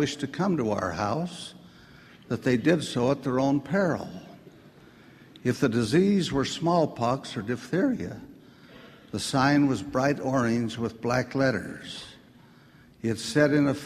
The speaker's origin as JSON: {"language": "English", "town": "Salt Lake City", "region": "Utah", "country": "United States", "tie": "born or raised there", "said": "I grew up here in Salt Lake City, a very ordinary kind of freckled-faced kid."}